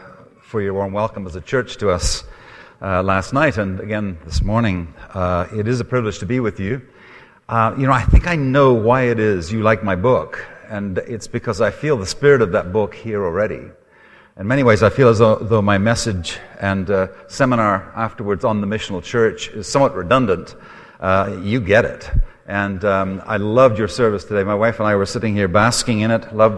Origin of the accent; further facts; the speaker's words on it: Zimbabwe; also born or lived in Scotland; now in Canada; I am Scottish. My accent is probably a mixture of a number of things. It's a little bit of a Heinz's 57 varieties. I've lived in Canada now for 30 years, so I'm sure there's a bit of a Canadian twang there, too. I grew up in Africa, in Rhodesia